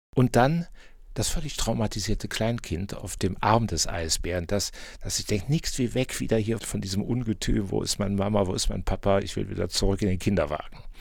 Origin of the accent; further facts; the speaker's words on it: Bonn, North Rhine-Westphalia, Germany; Ich bin Bonner und als Bonner fühlt man sich natürlich dem Pützensmarkt verbunden.